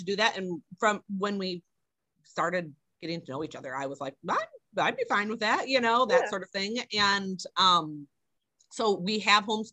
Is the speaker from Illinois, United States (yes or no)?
yes; Illinois, United States; moved away as an adult; now in Wisconsin, United States; I'm from Illinois before